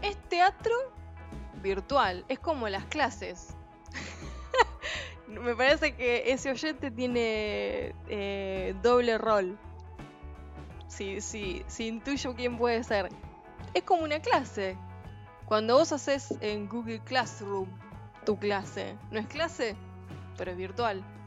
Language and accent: Spanish; Mercedes, Buenos Aires Province, Argentina; los mercedinos conocemos